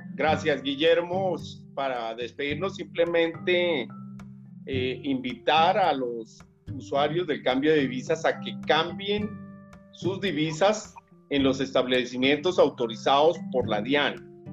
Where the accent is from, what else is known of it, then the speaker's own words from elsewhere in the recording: Tolima Grande, Colombia; de ese Tolima grande, del cual soy nativo